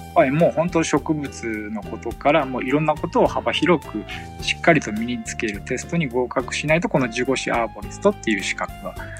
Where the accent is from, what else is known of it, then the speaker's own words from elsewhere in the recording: Tokyo, Japan; moved away as an adult; now in Iida, Japan; 僕東京生まれの東京育ちなんで